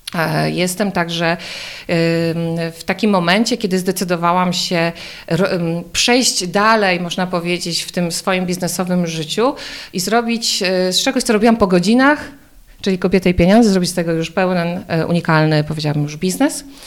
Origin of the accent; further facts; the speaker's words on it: Podkarpacie, Subcarpathian Voivodeship, Poland; moved away as an adult; now in Warsaw, Poland; Mieszkam w Warszawie, chociaż pochodzę z Podkarpacia